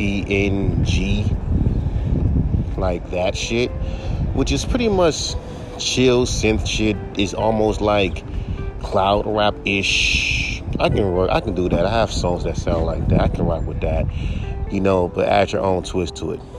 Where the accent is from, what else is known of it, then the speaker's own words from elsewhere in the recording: California, United States; I'm from California